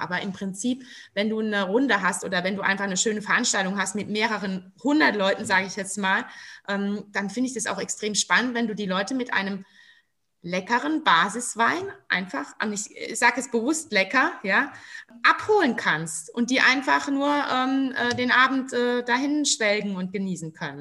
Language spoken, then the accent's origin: German; Rhineland-Palatinate, Germany; wir sind ja Pfälzer